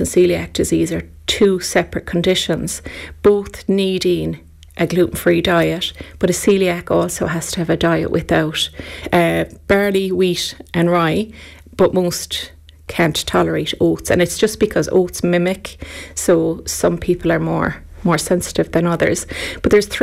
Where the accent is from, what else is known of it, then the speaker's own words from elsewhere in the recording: Ireland; as Irish, we're very lucky. We came from a generation where food was made at home